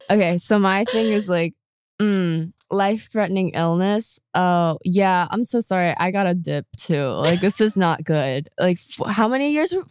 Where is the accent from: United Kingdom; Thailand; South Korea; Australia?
South Korea; now in United States; when I was asked about like where I was from, obviously when I said I was from Korea, they knew nothing about it.